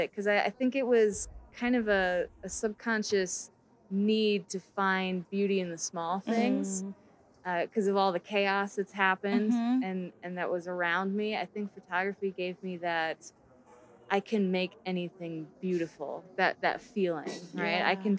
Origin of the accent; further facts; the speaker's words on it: Iowa, United States; also born or lived in Wisconsin; I'm from Iowa.